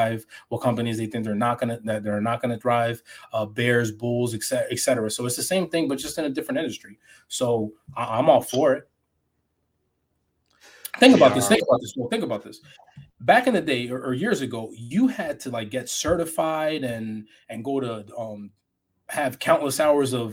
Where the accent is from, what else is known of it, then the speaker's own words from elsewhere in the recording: New York City, New York, United States; I grew up in New York City, so it was pretty much I had a different upbringing